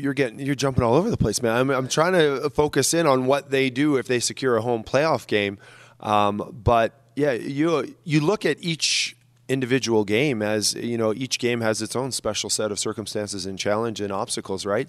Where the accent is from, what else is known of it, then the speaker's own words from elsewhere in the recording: Canada; as a Canadian